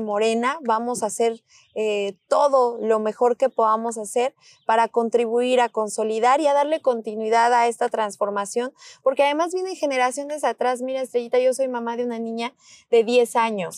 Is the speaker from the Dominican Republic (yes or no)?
no; Mexico; así somos las mexicanas, los mexicanos